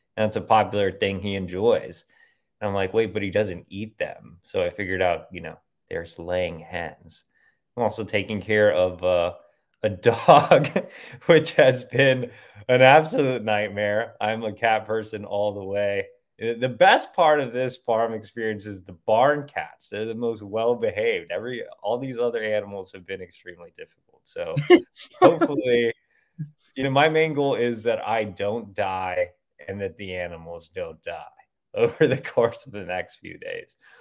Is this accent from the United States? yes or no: yes; Dallas, Texas, United States; also born or lived in Virginia; Even though I'm from Texas, I, I mean, I lived in the actual city